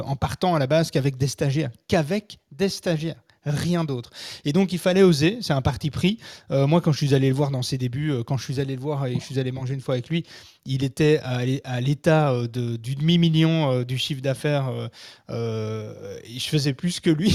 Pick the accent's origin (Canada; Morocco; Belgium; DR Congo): Belgium; also born or lived in Brussels; chez nous en France, oh, en Belgique